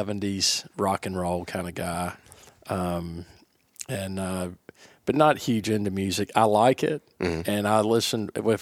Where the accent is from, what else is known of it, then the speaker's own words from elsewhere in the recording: Florida, United States; everybody thinks they're from Alabama. No, we're from Florida.